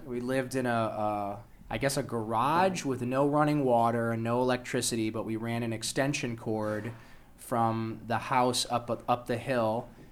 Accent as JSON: {"language": "English", "town": "Toledo", "region": "Ohio", "country": "United States", "tie": "born or raised there", "also_born_or_lived": "Los Angeles", "moved": "yes", "said": "I was born in Toledo, Ohio, to a, uh, Polish woman who immigrated here when she was in her thirties"}